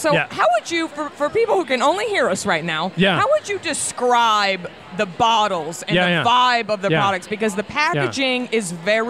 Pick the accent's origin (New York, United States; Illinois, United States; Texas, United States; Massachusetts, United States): Texas, United States; Dallas; Dallas, my hometown.